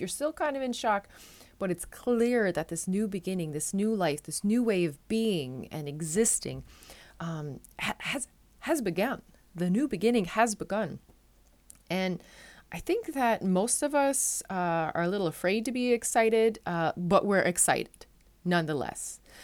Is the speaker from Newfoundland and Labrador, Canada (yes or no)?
yes; Newfoundland and Labrador, Canada; now in Netherlands; I'm a Newfoundlander and Canadian coming to you from a city just south of Amsterdam in the Netherlands